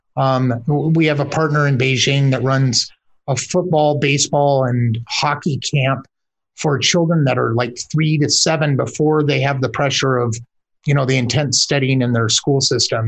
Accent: United States; I'm, I'm an American myself

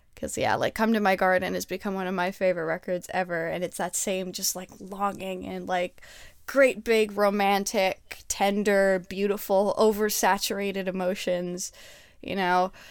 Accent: Canada; I'm Canadian

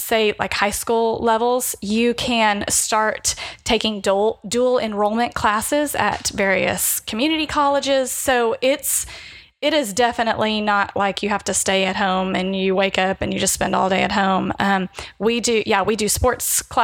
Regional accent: Fort Worth, Texas, United States; I'm from Fort Worth.

